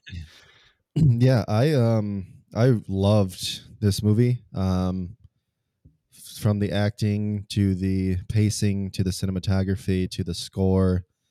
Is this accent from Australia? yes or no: no; United States; being American